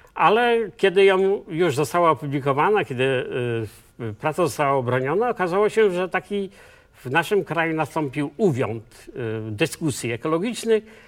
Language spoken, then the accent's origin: Polish; Poland; also born or lived in Olsztyn (near Zielona Góra) / Słupsk; Urodziłem się na pograniczu wielkopolskiej i ziemi lubuskiej jako syn leśniczego w środku lasu